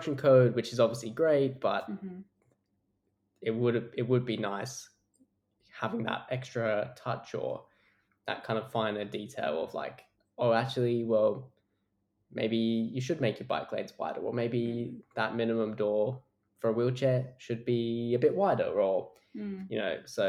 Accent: Europe, England, United Kingdom; moved away as an adult; now in Australia; growing up in Europe

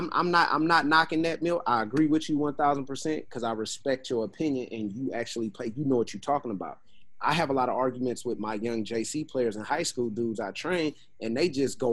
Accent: Oakland, California, United States; moved away; also born or lived in Atlanta; I'm born and raised from Oakland.

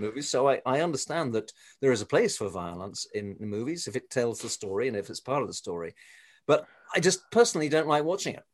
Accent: England, United Kingdom; moved away; I come from England originally, as you can probably tell from my accent

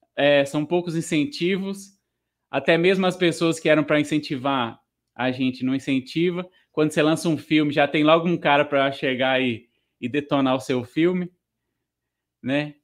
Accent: Minas Gerais, Brazil; na minha cidade natal

